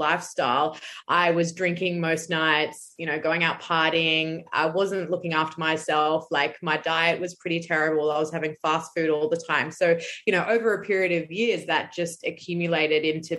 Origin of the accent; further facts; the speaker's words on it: Brisbane, Queensland, Australia; I'm from Brisbane in Australia